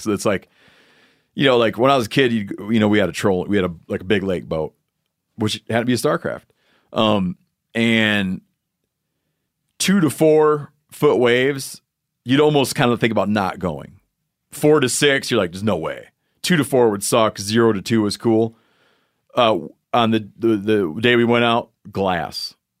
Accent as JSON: {"language": "English", "region": "Michigan", "country": "United States", "tie": "born or raised there", "said": "Oh, and Yanni did, in my home state, in his home state, Yanni did the fishing trip that elicits eye rolls from many people, which is when a thing happens in Michigan where you get the hex hatch"}